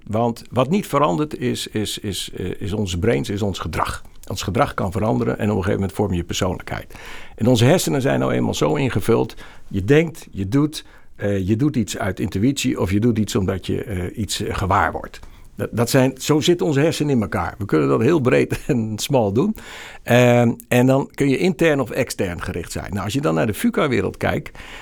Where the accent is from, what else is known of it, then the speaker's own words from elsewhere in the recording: Rotterdam, South Holland, Netherlands; also born or lived in Groningen; Ik ben een Rotterdammer, ik ben no-nonsense, ik heb heel lang in Groningen gewerkt